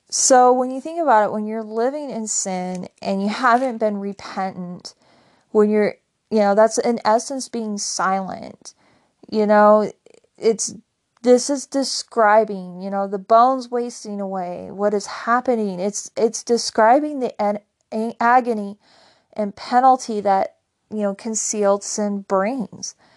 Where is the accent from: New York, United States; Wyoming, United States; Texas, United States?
Wyoming, United States; I grew up in Wyoming